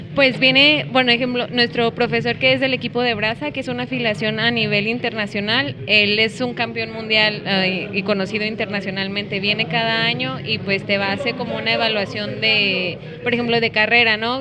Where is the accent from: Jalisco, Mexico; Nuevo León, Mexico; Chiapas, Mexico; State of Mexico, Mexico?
Jalisco, Mexico; Guadalajara; soy de Guadalajara y tengo 29 años